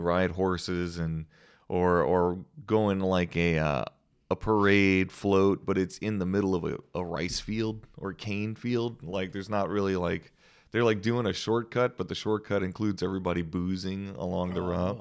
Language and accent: English; New Iberia, Louisiana, United States; moved away; I'm from New Iberia